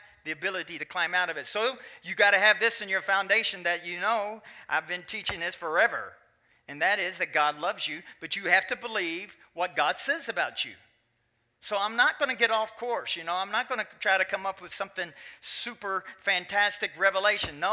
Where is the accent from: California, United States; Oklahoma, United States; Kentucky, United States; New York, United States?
Kentucky, United States; moved away; In Kentucky, my home state